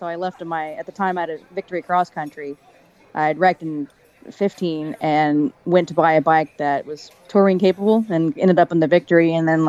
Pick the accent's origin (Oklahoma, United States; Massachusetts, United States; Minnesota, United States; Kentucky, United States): Oklahoma, United States; moved away as an adult; also born or lived in Oregon; I've been traveling for 3 years, come up August 5th. I left my home state of Oklahoma and decided to hit the road, fell in love with it, and just never really stopped.